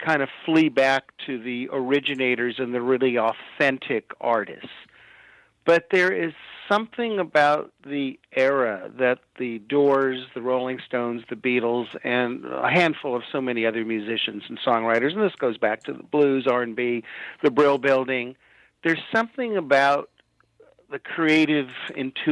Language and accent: English; Los Angeles, California, United States; I'm from Hollywood